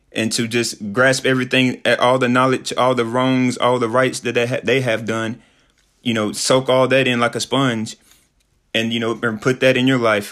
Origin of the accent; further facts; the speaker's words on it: Sheffield, Tennessee, United States; moved away as an adult; also born or lived in Mexico / Peru / Dominican Republic; I'm from Sheffield, Tennessee. It's a small town, but it's my small town